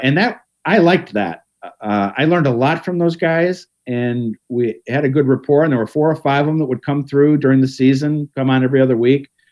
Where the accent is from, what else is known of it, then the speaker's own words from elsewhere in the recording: Cleveland, Ohio, United States; now in Pittsburgh, United States; I grew up in Cleveland